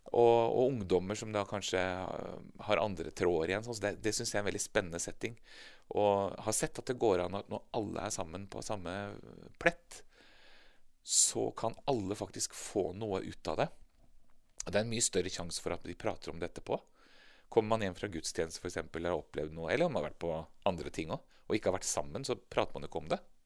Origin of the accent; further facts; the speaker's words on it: Moss, Østfold, Norway; moved away; jeg vokste opp i, eh, i Moss i Østfold. Eh, på Jeløya, faktisk